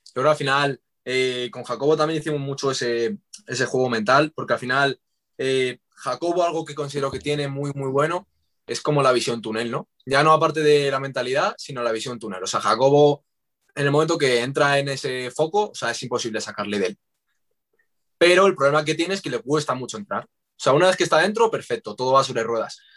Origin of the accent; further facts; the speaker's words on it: Madrid, Community of Madrid, Spain; los dos somos de Madrid